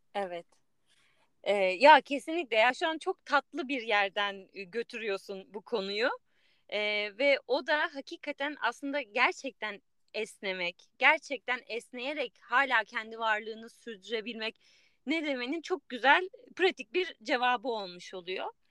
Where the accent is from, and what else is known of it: Turkey; moved away